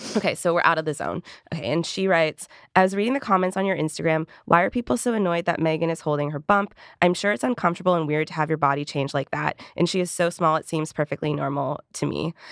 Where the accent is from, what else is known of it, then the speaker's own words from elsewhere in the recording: Canada; moved away; I'm from Canada? Where I'm actually gonna be going for the holidays